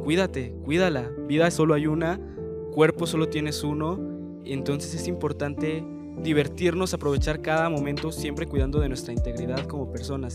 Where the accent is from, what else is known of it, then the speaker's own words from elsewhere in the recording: Mexico; para nosotros como mexicanos